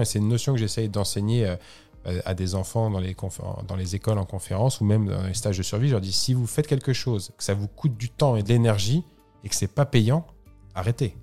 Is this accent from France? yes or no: yes; France; je suis français